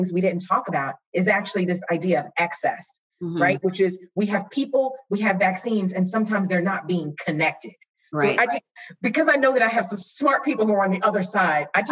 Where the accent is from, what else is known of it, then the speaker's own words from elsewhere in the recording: Philadelphia, Pennsylvania, United States; I grew up in Philly